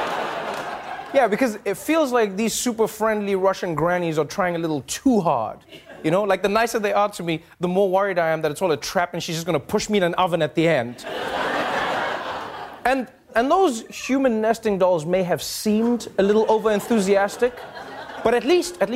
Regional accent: South Africa; as a South African

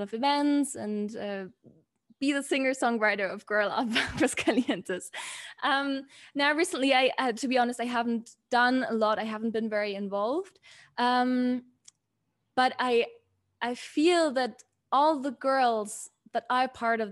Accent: Germany; the privilege that I have and that I had growing up in Germany

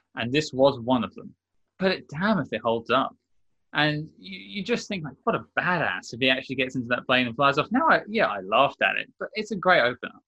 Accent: London, United Kingdom; accent: Londoner; I'm from London, I have a, a, somewhat Londoner accent

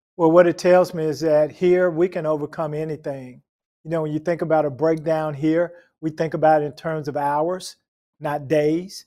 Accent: Memphis, Tennessee, United States; I grew up in Memphis, Tennessee

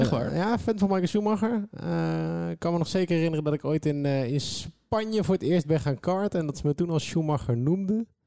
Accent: Netherlands; als Nederlander

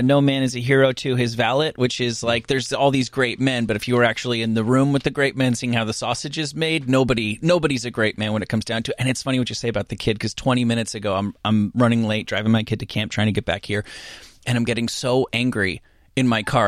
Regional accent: Rutherford, New Jersey, United States; I'm from Rutherford, a little bit further down

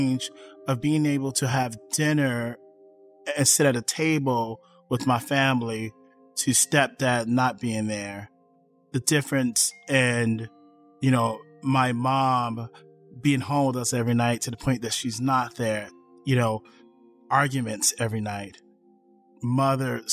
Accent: Chicago, Illinois, United States; I was born in Chicago West Side

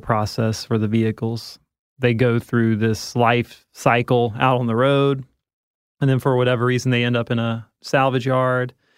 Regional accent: the South, United States; growing up in the South

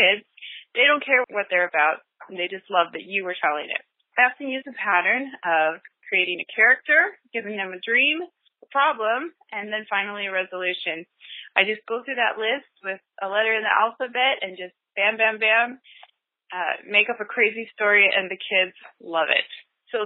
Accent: Northern California, United States; I'm from Northern California

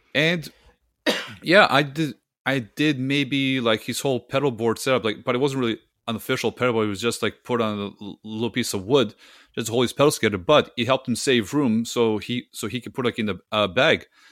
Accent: Serbia; English is a second language; now in Canada; my home country of, uh, Serbia

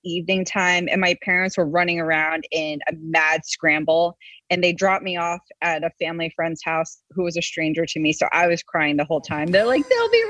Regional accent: Rockland County, New York, United States; We grew up in Rockland County, New York, which is about 45 minutes north of Manhattan.

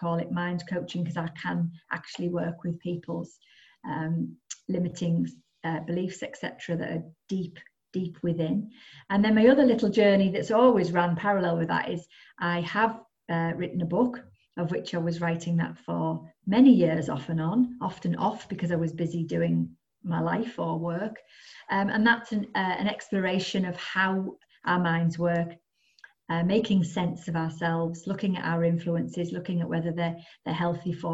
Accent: the Northeast, North East England, United Kingdom; moved away as an adult; now in North West England, United Kingdom; I was brought up in the Northeast and I moved to the Northwest.

